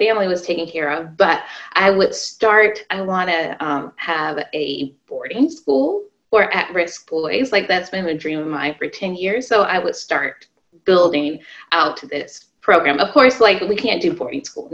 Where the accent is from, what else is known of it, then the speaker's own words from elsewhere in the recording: Arizona, United States; I grew up in Arizona